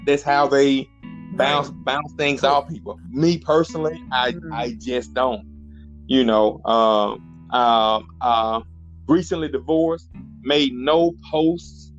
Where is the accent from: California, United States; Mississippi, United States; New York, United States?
Mississippi, United States; Hazlehurst; accent: Mississippi; I know you can hear this Mississippi accent